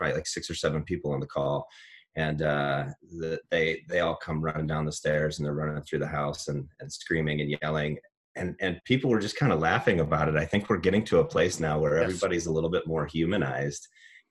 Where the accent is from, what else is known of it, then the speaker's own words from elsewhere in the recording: Cedar Rapids, Iowa, United States; I'm an Iowan through and through. So I grew up in Eastern Iowa